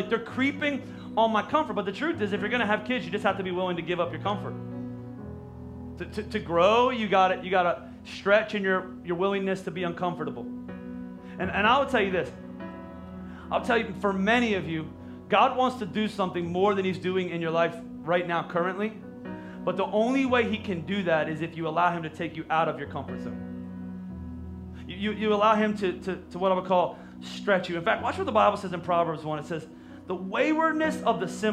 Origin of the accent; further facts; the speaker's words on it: Pennsylvania, United States; we're from Pennsylvania